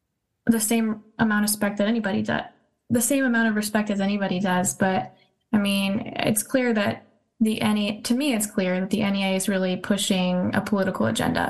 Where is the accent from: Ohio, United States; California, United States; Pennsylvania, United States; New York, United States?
California, United States; I'm from California